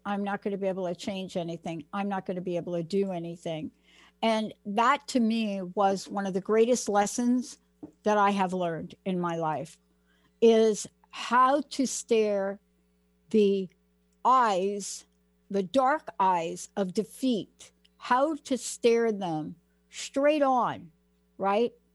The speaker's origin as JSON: {"language": "English", "town": "New York City", "region": "New York", "country": "United States", "said": "So I'm from the Bronx"}